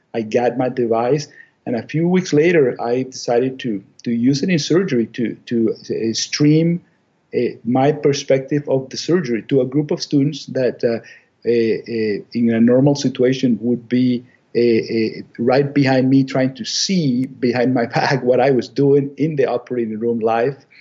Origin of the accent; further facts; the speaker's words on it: Venezuela; moved away as an adult; also born or lived in Chicago, United States / Ann Arbor, Michigan, United States; now in Maine, United States; I'm from Venezuela originally